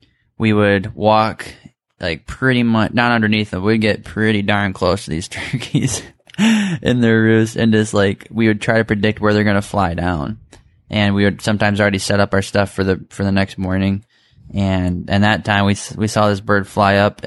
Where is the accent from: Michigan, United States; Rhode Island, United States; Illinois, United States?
Michigan, United States; we're all from Michigan